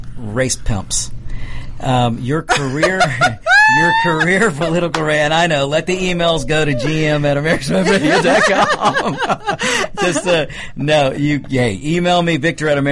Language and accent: English; District 4, DeKalb County, Georgia, United States; I was basically born and raised in District 4, in the district you're running